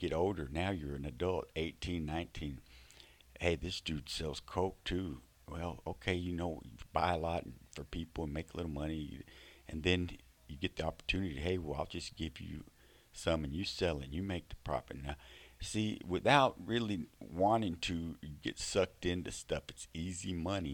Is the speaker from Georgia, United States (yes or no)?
no; Fort Worth, Texas, United States; I'm from Texas, okay? I grew up in Fort Worth.